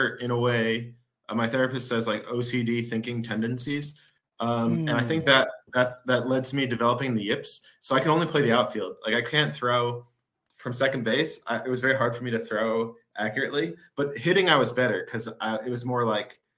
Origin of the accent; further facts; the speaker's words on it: Livingston, New Jersey, United States; moved away as an adult; also born or lived in Denmark; now in Finland; I grew up in North Jersey